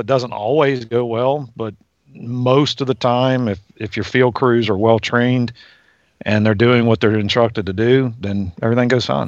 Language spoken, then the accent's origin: English; Virginia, United States; I grew up in Virginia